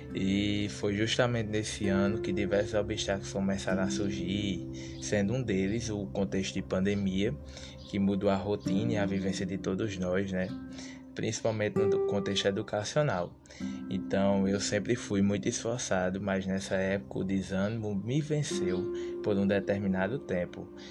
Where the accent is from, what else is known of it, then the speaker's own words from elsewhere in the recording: Sousa, Paraíba, Brazil; sou natural da cidade de Souza, no interior da Paraíba